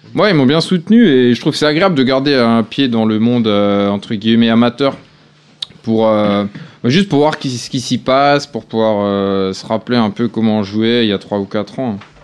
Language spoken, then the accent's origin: French; Alsace, Grand Est, France; je suis pas mm. breton, je suis alsacien